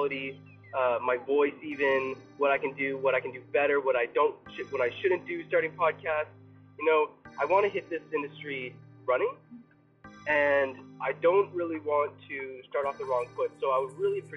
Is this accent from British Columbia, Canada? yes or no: no; Toronto, Ontario, Canada; I'm from Toronto, Ontario, Canada. So proud to be from here